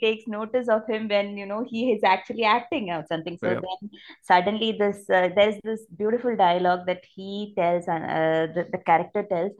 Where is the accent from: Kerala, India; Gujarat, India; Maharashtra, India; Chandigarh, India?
Kerala, India; Thiruvananthapuram; this isn't set in Trivandrum, not like, that's my hometown.